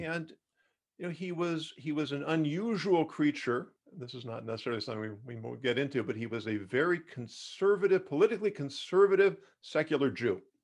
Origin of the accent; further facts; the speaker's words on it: Los Angeles, California, United States; also born or lived in Davis, California; I grew up in Los Angeles